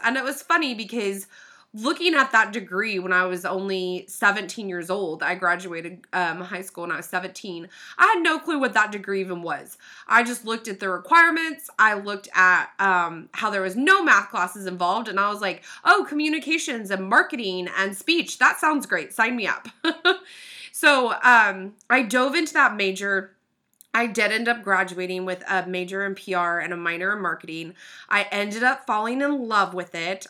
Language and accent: English; Oklahoma City, Oklahoma, United States; I was born and raised in Oklahoma City